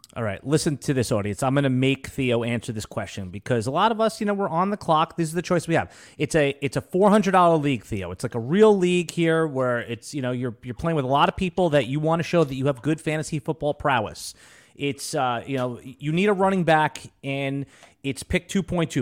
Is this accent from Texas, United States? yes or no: no; Jacksonville, Florida, United States; Jacksonville, my hometown